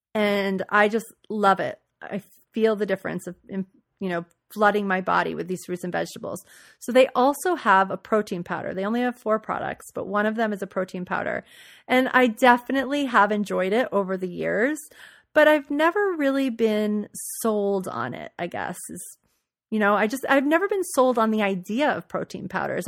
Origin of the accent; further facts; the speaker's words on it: New Orleans, Louisiana, United States; moved away; I grew up in New Orleans